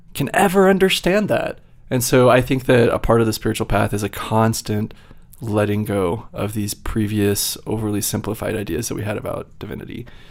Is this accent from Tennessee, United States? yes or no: no; Virginia, United States; moved away as an adult; also born or lived in Utah / New York / Massachusetts; I grew up in Virginia